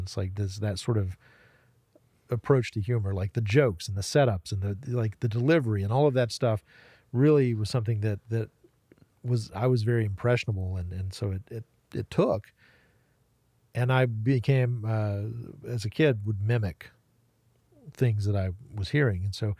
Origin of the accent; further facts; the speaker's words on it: Waynesville, North Carolina, United States; Relatively close to Asheville. Yeah. Like Waynesville, Haywood County.